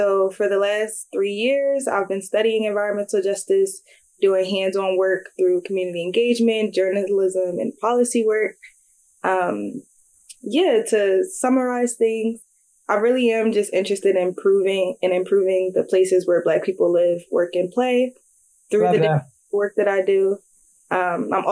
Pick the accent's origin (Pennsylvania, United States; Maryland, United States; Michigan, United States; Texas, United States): Pennsylvania, United States; Philadelphia; moved away as an adult; I grew up in North Philly